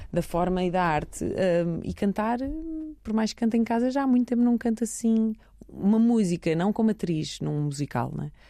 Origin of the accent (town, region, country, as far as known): Belgium; born or raised there; moved away as an adult; now in Lisbon, Portugal